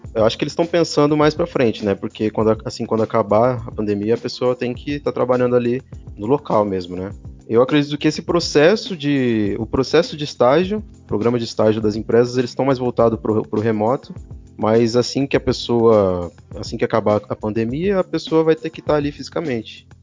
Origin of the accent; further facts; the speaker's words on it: São Paulo, Brazil; now in Poços de Caldas, Brazil; eu sou de São Paulo, na verdade, vim morar em Poços de Caldas por motivos pessoais